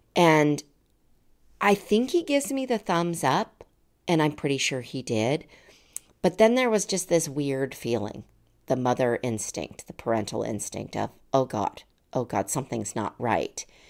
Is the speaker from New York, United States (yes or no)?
no; Colorado Springs, Colorado, United States; moved away; I, I grew up in Colorado Springs.